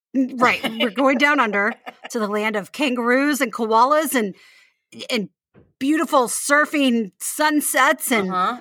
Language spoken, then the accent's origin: English; United States; we Americans